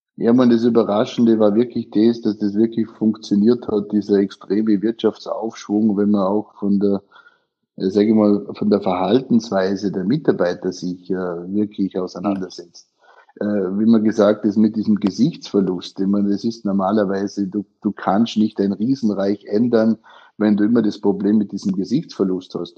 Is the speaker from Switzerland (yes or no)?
no; Austria; moved away as an adult; also born or lived in Guangdong, China; now in China; heutigen Tag genau vor 23 Jahren bin ich aus Österreich ausgezogen